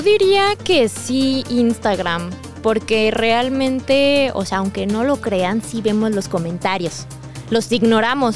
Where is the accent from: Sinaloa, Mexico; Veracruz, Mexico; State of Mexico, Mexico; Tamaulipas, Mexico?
State of Mexico, Mexico; moved away as an adult; now in Mexico City, Mexico; viví dos años y, o sea, prácticamente toda mi vida la viví en el Estado de México